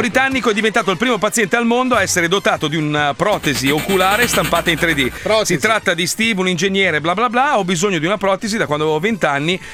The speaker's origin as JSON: {"language": "Italian", "country": "Italy", "moved": "as an adult", "lives_now": "Miami, United States", "said": "in Italia, sul territorio italiano, che è E anche il mio paese"}